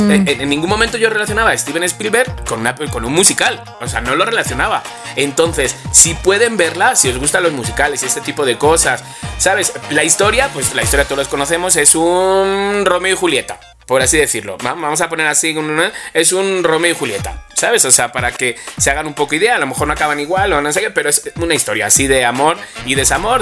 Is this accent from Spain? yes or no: yes; Alcobendas, Community of Madrid, Spain; los dos somos de Alcobendas